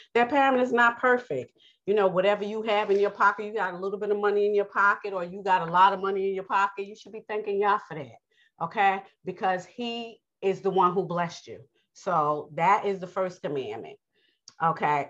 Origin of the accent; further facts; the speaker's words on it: New York, United States; accent: New York; I have a New York accent, so I am from New York